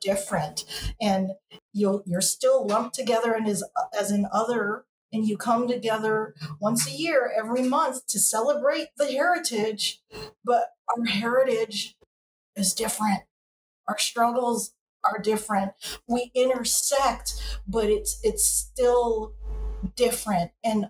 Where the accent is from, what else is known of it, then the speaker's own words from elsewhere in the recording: Philippines; Like, I'm Filipino, but when you go out on the street, people lump Chinese